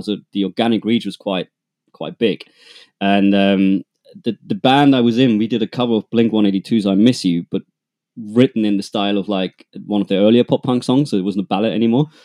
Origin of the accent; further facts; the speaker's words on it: two hours north of Munich, Schindelsee, Bavaria, Germany; accent: German; English is a second language; I am, as you might hear from my accent, uh, I'm German. I grew up, uh, two hours north of Munich, uh, in a tiny place called Schindelsee.